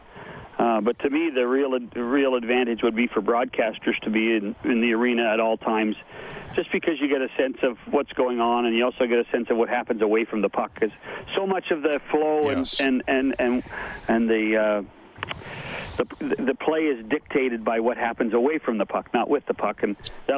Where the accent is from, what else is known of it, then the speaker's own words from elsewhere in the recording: Canada; I'm Canadian